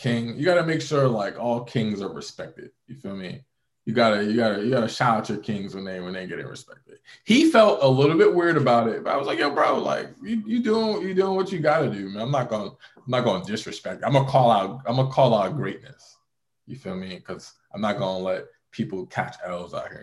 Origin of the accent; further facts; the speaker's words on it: New York, United States; being from New York